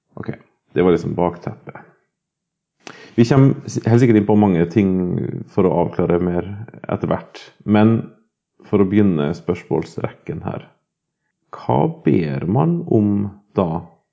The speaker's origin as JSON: {"language": "Norwegian", "country": "Norway", "tie": "born or raised there", "said": "har altså bodd på Hval videregående skole, hvor jeg er født og oppvokst"}